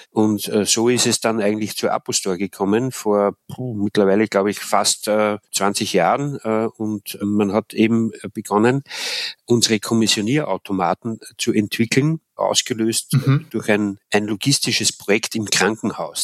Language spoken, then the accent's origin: German; Austria; moved away as an adult; also born or lived in Ruhr area, North Rhine-Westphalia; now in Germany; in Österreich in meiner Heimat